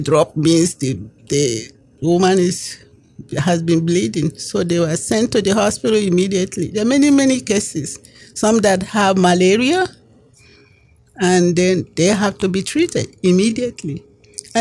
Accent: Nigeria; moved away as an adult; now in United States; I grew up in Nigeria and I came here as an adult

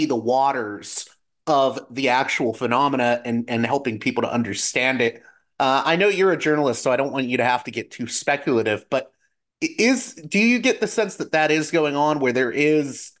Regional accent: Pittsburgh, Pennsylvania, United States; moved away; I'm from Pittsburgh originally, so Pennsylvania.

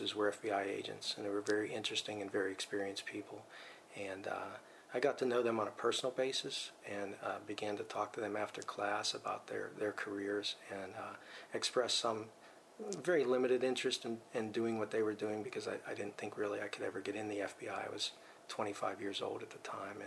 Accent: Wilkinsburg, Pennsylvania, United States; also born or lived in Newark; I grew up in a small town, Wilkinsburg, Pennsylvania, just outside the city of Pittsburgh

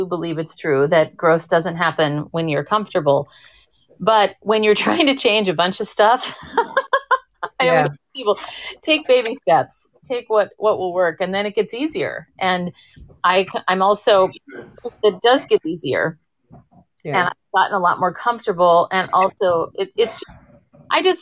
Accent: Minneapolis, Minnesota, United States; now in San Francisco, United States; growing up in Minnesota, it was very much I was just trying to be a compliant little girl

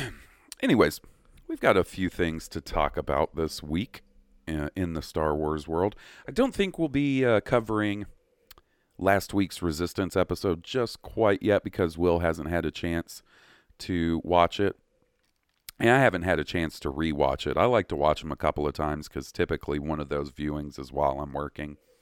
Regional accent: Columbus, Mississippi, United States; moved away; where I grew up in Columbus

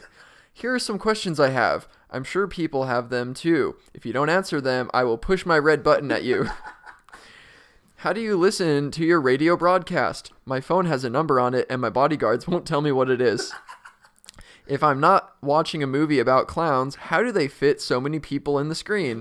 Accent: Utah, United States; moved away; we're both from Utah

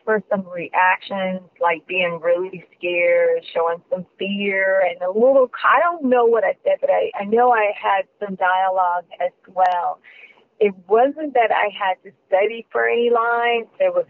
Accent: Kansas City, Missouri, United States; moved away as an adult; I was new out here. I was from Missouri, Kansas City, Missouri. Farms, cows, chickens, and things like that. Totally not a city girl, kind of like country girl. Growing up very sheltered, protective, didn't go to parties, didn't see anything.

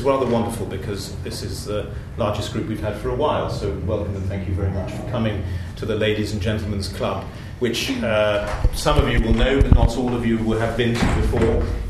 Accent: United Kingdom; now in Poland; it's actually quite interesting for me as a Brit

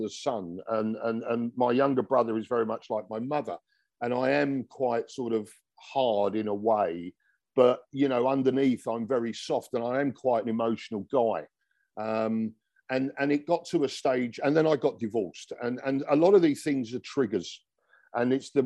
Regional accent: London, United Kingdom; now in Dubai, United Arab Emirates; he came from where I came from in London

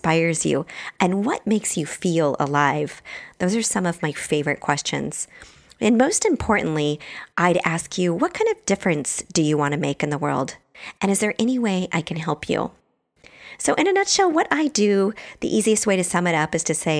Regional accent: Bremerton, Washington, United States; also born or lived in Truckee, California; now in San Francisco, United States; So I grew up in Bremerton, Washington, which is across the water from Seattle. I'm pretty much a Pacific Northwest girl at heart.

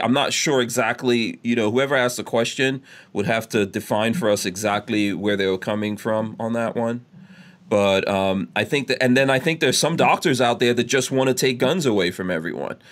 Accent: New York City, New York, United States; I grew I grew up in New York City

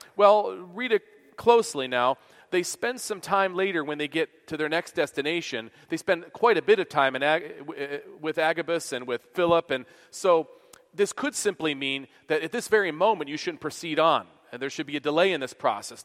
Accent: Buffalo, New York, United States; moved away as an adult; now in Kansas, United States; I'm from Buffalo. We don't have air conditioning there

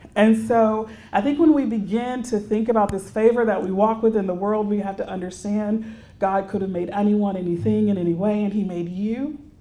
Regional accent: Houston, Texas, United States; I'm a native Texan. So I grew up in Houston

